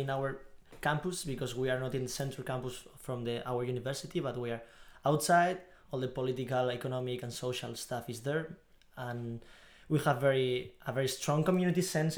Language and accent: English; Basque Country, Spain; moved away as an adult; also born or lived in Madrid; now in Antwerp, Belgium; I'm from the Basque Country in Spain, but I study in Madrid